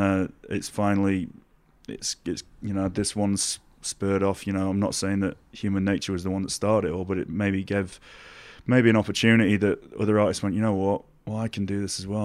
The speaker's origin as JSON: {"language": "English", "town": "Doncaster", "region": "Yorkshire and the Humber", "country": "United Kingdom", "tie": "born or raised there", "said": "it's where I'm from. It's, it's the way that I've been brought up"}